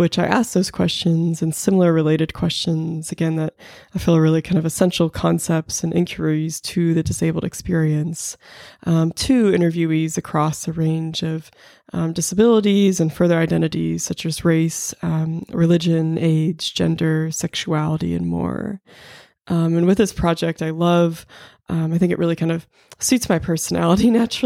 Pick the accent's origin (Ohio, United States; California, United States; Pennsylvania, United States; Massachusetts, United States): Pennsylvania, United States; Pittsburgh; now in Charlottesville, United States; I'm originally from Pittsburgh, Pennsylvania, but now I'm based in Charlottesville, Virginia